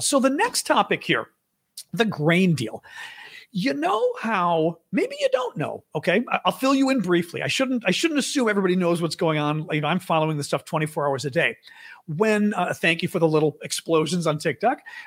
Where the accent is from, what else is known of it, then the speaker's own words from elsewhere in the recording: United States; I am one hundred percent Greek, but I'm American